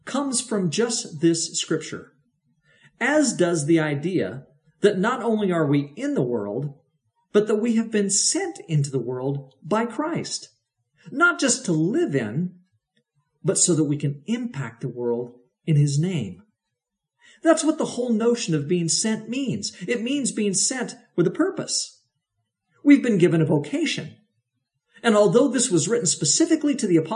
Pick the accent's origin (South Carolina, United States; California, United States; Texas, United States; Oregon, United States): Oregon, United States; the Mennonite communities around which I grew up in Oregon